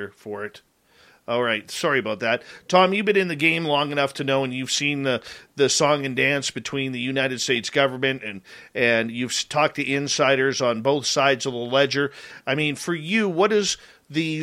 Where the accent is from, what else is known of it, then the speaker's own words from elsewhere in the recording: Canada; we're the Canadian content here